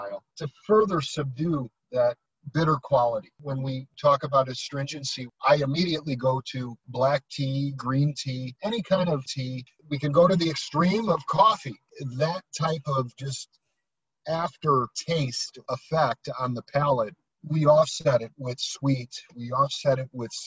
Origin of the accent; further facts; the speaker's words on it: United States; as a Westerner, as an American